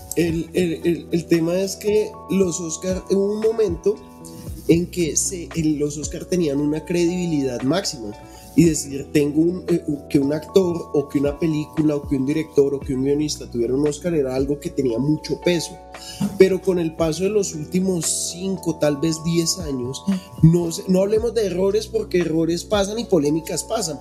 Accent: Colombia; acá en Colombia no, porque aquí nosotros somos latinos chichas

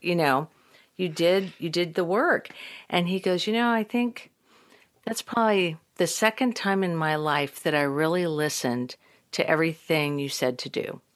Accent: Midwest, United States; moved away as an adult; also born or lived in Texas; now in Los Angeles, United States; I'm from the Midwest

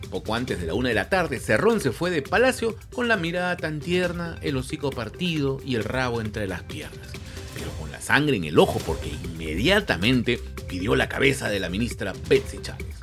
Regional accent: Peru; Todos somos peruanos

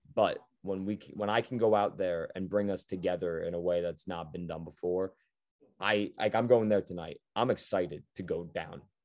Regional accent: a little north of New York City, United States; I was a little bit north of New York City, but close enough where I'd always go to the stadium

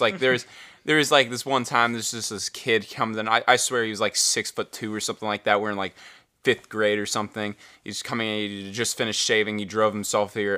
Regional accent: United States; we're from America

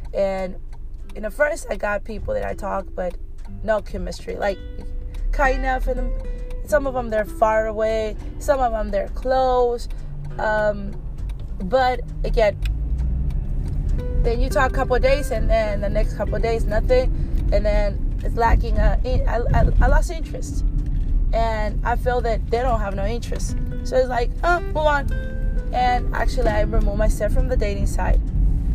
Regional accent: Mexico; moved away; I grew up in Mexico

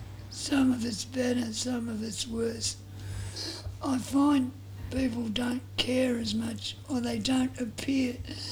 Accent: Bentley, Australia; I grew up around Bentley.

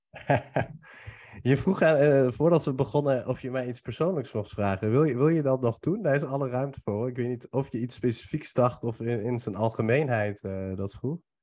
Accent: Nieuwegein, Utrecht, Netherlands; born or raised there; also born or lived in Iran

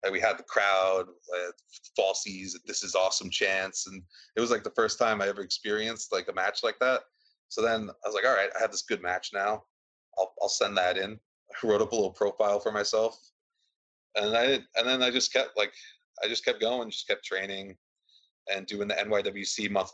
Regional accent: Bellmore, New York, United States; we're from Belmore

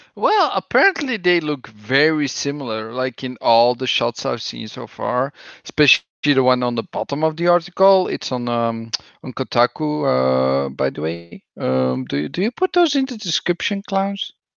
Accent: Belgium; English is a second language; that's what we do somewhat in Belgium. with my accent

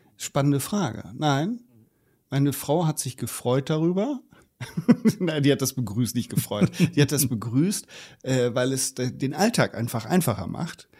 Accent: Germany; bei uns in Deutschland

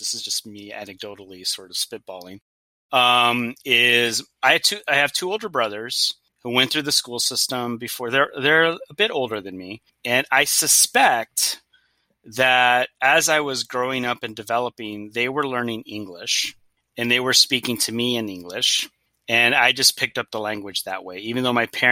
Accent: Los Angeles, California, United States; first language Spanish; English is a second language; moved away as an adult; also born or lived in Oregon / Washington; I'm from Los Angeles, although I've also lived in Oregon for 7 years, Washington for two

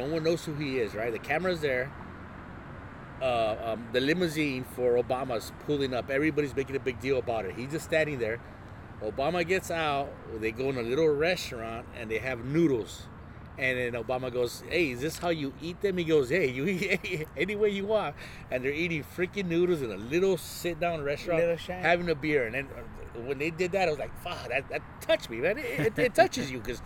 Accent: Ensenada, Baja California, Mexico; I was born in Ensenada

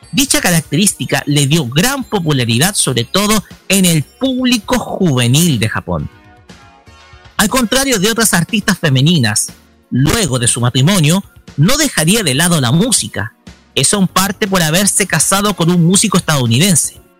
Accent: Chile; somos parte de Chile

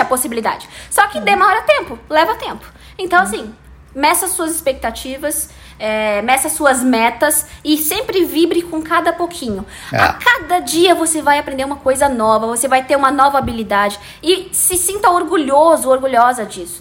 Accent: Brazil; I'm ah, Brazilian and I speak

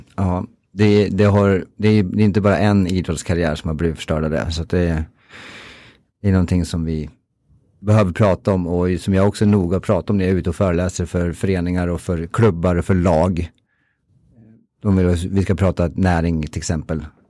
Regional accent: Timrå, Västernorrland County, Sweden; jag är från Timrå, för detta hockeyspelare

